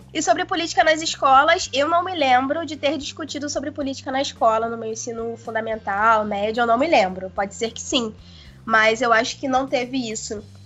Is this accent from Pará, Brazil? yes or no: no; Itaguaí, Rio de Janeiro, Brazil; eu não sou da cidade do Rio, né? Eu sou de uma cidade menor, que é Itaguaí. E lá eu sempre acompanhei muito política